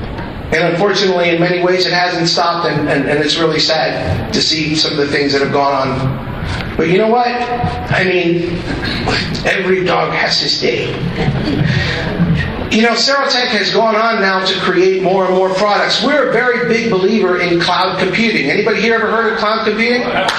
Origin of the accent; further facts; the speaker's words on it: Minnesota, United States; and it's funny because, you know, we're from Minnesota.